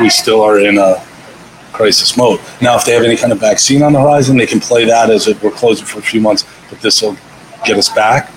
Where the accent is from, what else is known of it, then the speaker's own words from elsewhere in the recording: Miami Beach, Florida, United States; also born or lived in Los Angeles, California / Hoboken, New Jersey; now in New Jersey, United States; I'm from Miami, Florida, Miami Beach, and then uh, I moved here from LA.